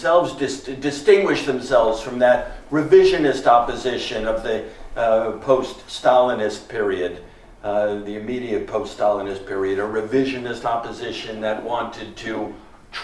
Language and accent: English; United States; I'm from the United States